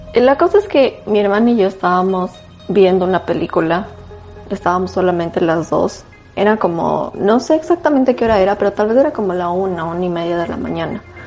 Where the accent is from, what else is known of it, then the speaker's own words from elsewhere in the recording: Tumbaco, Pichincha, Ecuador; yo crecí en Tumbaco, la casa de mis papás estaba en Tumbaco en La Morita exactamente